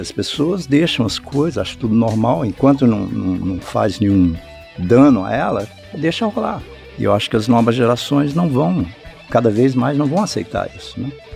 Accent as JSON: {"language": "Portuguese", "town": "Brasília", "region": "Federal District", "country": "Brazil", "tie": "born or raised there", "said": "a minha família veio para cá, eu, eu tinha oito anos de idade. E eu cresci em Brasília"}